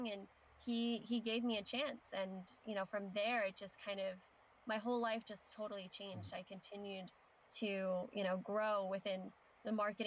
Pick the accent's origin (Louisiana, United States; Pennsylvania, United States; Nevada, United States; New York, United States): Pennsylvania, United States; Philadelphia; We grew up in Philadelphia